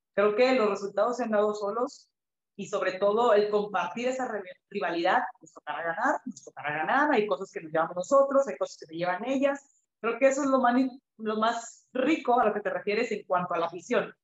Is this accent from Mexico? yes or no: yes; Mexico; also born or lived in Kazakhstan / Canada; el fútbol profesional en nuestro país